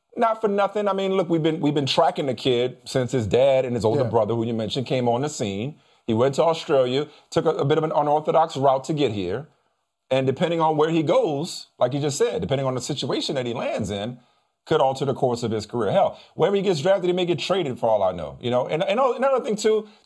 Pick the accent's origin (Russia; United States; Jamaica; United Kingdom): United States; New Orleans, Louisiana; they came to my hometown